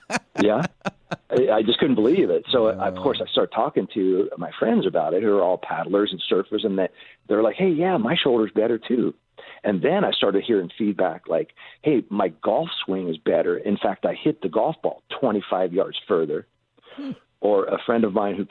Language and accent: English; Cincinnati, Ohio, United States; moved away as an adult; also born or lived in Honolulu, Hawaii; I grew up in Ohio